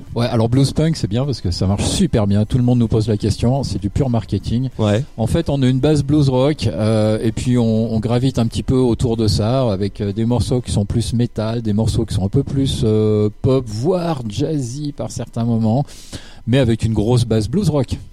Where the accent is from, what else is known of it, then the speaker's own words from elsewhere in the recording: Switzerland; c'est un groupe suisse. on vient de la région de Lausanne-Fribourg